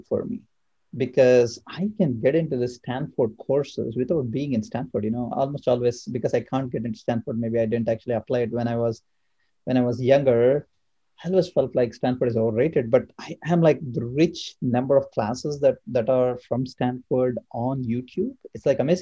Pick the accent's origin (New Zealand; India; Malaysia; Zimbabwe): India; also born or lived in Atlanta, United States; now in Bay Area, United States; I come from India